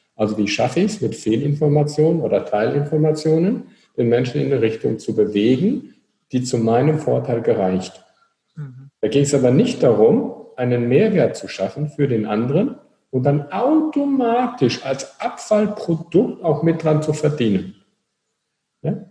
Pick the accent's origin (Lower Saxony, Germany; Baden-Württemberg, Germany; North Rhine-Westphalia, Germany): North Rhine-Westphalia, Germany; Wir kommen aus Nordrhein-Westfalen